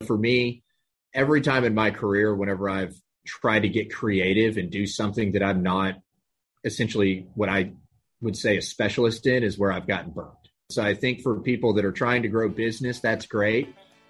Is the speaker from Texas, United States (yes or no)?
yes; Amarillo, Texas, United States; moved away as an adult; also born or lived in Austin, Texas; now in Houston, United States; based here in Houston, Texas. Born and raised in North Texas, up in Amarillo, went to school, University of Texas in Austin.